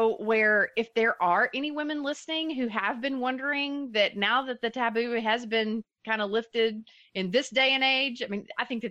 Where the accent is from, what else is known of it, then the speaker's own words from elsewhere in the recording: Dallas, Texas, United States; you and I are both from the Dallas area